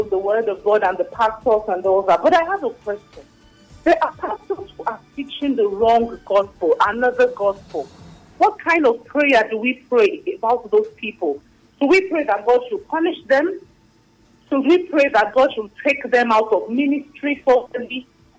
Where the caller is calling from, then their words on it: Lagos, Nigeria; I'm calling from Lagos.